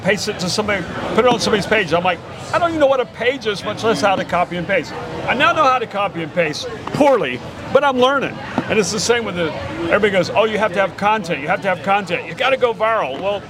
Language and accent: English; Key West, Florida, United States; Well, I'm from Key West.